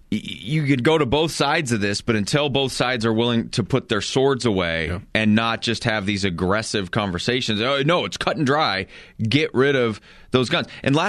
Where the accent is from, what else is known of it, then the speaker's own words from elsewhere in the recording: Colorado, United States; I look at some of the situations I've seen in my life, you know, just growing up in Eastern Colorado.